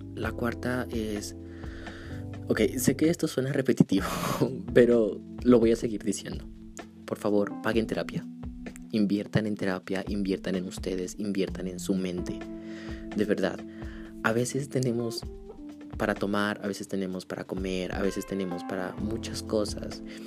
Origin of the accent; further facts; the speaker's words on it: Pasto, Nariño, Colombia; accent: pastuso; Jódanse los que se burlan de mi acento. Soy pastuso.